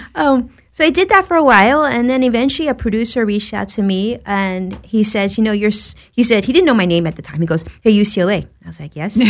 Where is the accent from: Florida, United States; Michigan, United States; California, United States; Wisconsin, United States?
California, United States; Los Angeles; also born or lived in Orange County; I was born and raised in Los Angeles